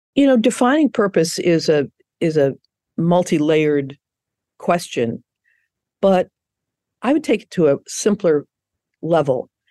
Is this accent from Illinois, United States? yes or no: yes; Chicago, Illinois, United States; moved away; I'm from Chicago originally